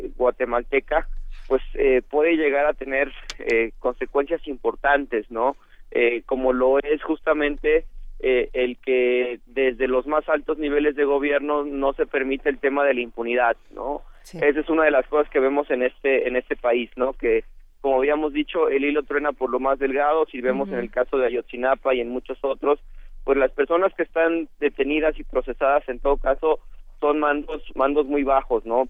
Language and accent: Spanish; Mexico; como sociedad mexicana